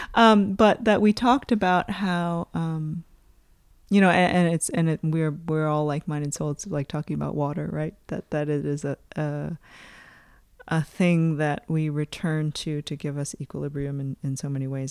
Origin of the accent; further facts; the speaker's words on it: United States; moved away; my perspective as an American